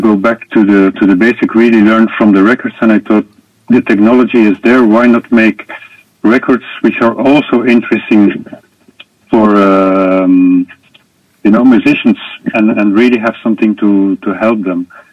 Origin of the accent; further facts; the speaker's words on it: Belgium; I was born in Belgium